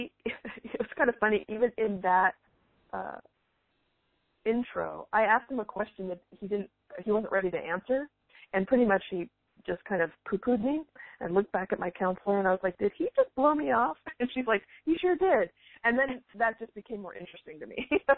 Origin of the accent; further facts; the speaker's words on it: San Francisco Bay Area, California, United States; I'm from the San Francisco Bay Area